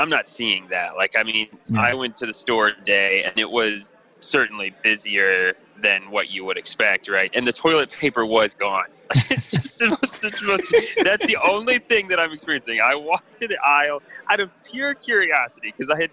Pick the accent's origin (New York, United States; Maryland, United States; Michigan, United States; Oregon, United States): Michigan, United States; we're from Michigan